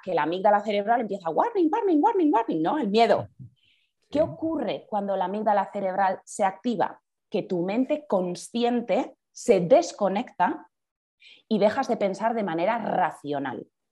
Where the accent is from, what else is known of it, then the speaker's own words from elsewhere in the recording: Bergara, Basque Country, Spain; now in Madrid, Spain; soy de, de Vergara, soy del País Vasco